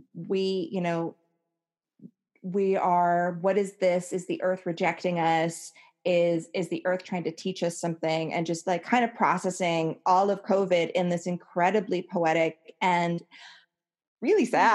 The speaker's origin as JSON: {"language": "English", "region": "Hawaii", "country": "United States", "tie": "born or raised there"}